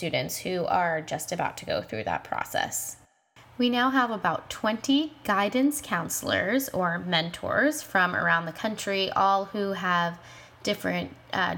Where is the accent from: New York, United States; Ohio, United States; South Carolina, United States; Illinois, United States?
New York, United States; moved away as an adult; now in Los Angeles, United States; I was born and raised in New York, and I am a recent transplant to LA.